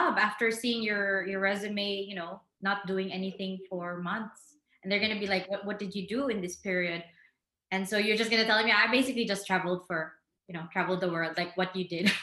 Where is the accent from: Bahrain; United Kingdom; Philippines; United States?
Philippines; now in Porto, Portugal; as a Filipino in Portugal